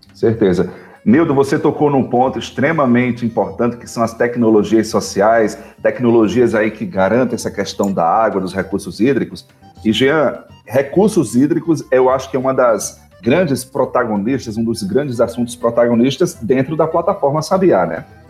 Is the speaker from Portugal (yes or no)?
no; Northeast Region, Brazil; nós somos nordestinos, né? Somos do semiárido